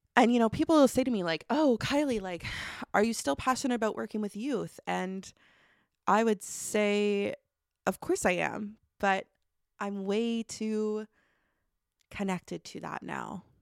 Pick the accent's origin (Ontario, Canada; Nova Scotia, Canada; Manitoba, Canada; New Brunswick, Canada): Nova Scotia, Canada; Truro; I grew up actually right outside of Truro